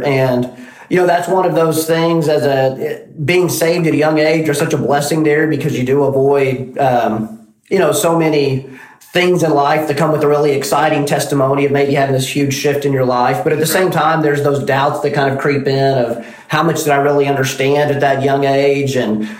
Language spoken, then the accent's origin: English; Carnegie, Oklahoma, United States; moved away as an adult; also born or lived in Waco, Texas; now in Nacogdoches, United States; So I grew up in Carnegie, Oklahoma, which is a little town in southwest Oklahoma. And my father was the pastor of the local church, Southern Baptist Church. And so grew up in the church, going every Sunday